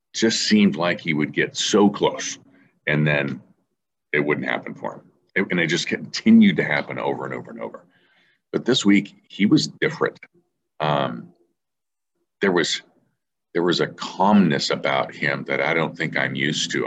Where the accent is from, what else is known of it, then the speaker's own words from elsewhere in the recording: San Diego, California, United States; I'm from San Diego